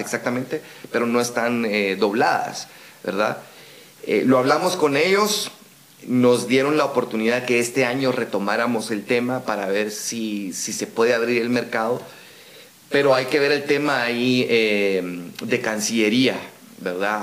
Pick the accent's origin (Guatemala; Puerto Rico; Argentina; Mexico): Guatemala; nuestro acento no digamos guatemalteco